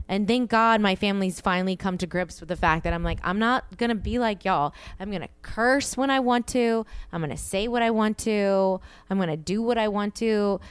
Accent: the South, United States; I'm from the South

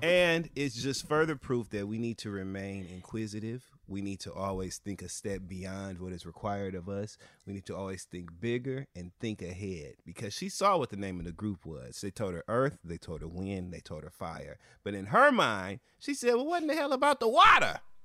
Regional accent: Michigan, United States; We're both from Michigan, both Midwestern black gay boys

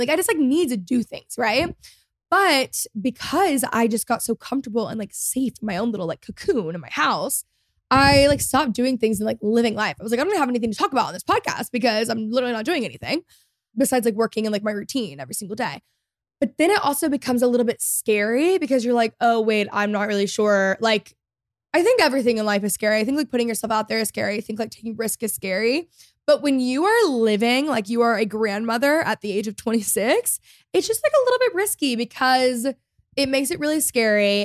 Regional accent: Texas, United States; I grew up in Texas

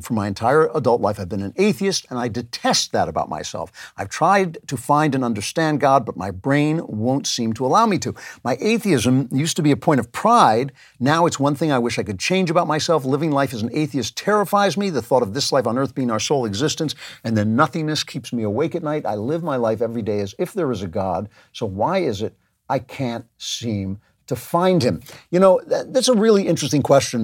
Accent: United States; I am an American

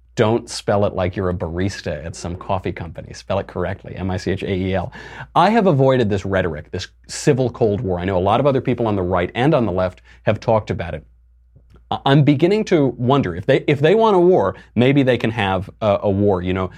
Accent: New York, United States; as a New Yorker, I can tell you the price on those is like seven zillion dollars per ticket

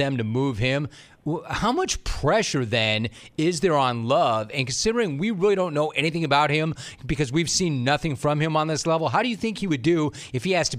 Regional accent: Los Angeles, California, United States; also born or lived in Orange County; I'm a SoCal native. I grew up in Los Angeles. I still live in Orange County.

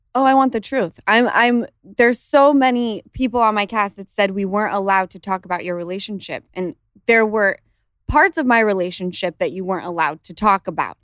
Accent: Utah, United States; now in Los Angeles, United States; Since the time I lived in Utah

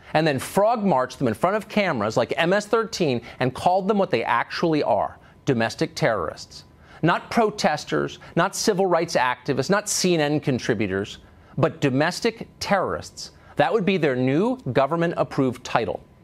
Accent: New York City, New York, United States; I was from Manhattan, from New York

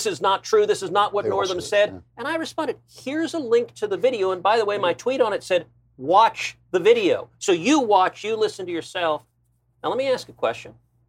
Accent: Houston, Texas, United States; I grew up in Houston.

